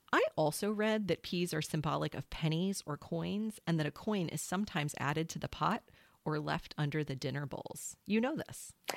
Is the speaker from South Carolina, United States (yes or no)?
yes; South Carolina, United States; I'm a South Carolinian